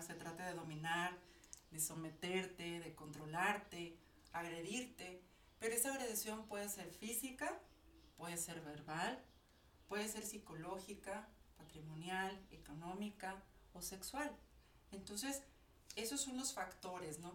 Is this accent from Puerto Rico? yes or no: no; Mexico; nosotros como, como mexicanos, como ciudadanas